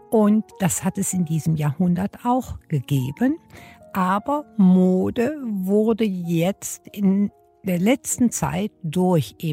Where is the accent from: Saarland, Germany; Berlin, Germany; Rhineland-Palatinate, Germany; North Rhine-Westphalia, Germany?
North Rhine-Westphalia, Germany; Düsseldorf; born there; Ich bin in Düsseldorf geboren und zwar an der berühmten Königsallee.